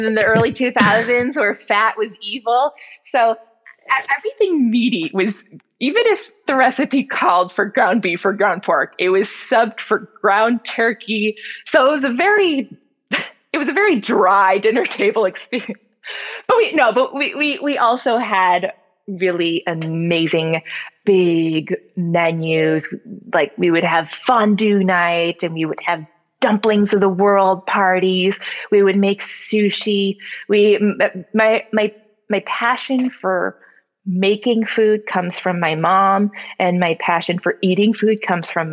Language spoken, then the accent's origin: English; Glenview, Illinois, United States; our first house that I grew up in Glenview